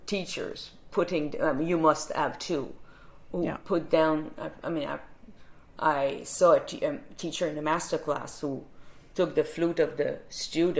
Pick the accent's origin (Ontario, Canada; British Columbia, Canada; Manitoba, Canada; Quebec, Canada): Quebec, Canada; Saint-Césaire; my hometown of Saint-Césaire in Quebec. That's on the south shore of Montreal